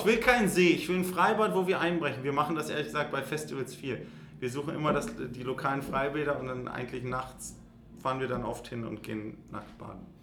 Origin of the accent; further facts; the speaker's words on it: Göttingen, Lower Saxony, Germany; wir sind in Göttingen aufgewachsen